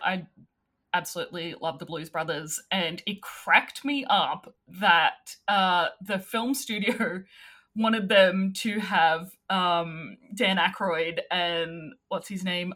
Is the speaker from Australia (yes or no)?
yes; Australia